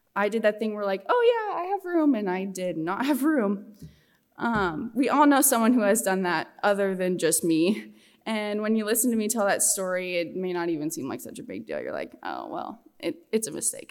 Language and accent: English; Scottsbluff, Nebraska, United States; I'm from Western Nebraska, Scottsbluff, Goering area.